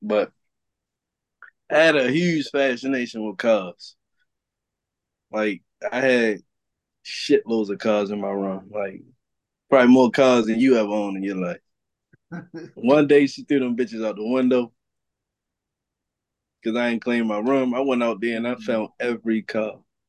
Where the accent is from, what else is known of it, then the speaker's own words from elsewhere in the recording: Baltimore, Maryland, United States; I grew up in Baltimore City on Poplar Grove